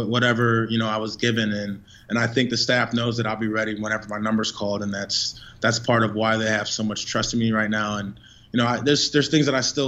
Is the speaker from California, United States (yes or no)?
no; north suburbs of Chicago, Illinois, United States; moved away as an adult; also born or lived in Europe; now in San Antonio, United States; a kid coming in from the north suburb of Chicago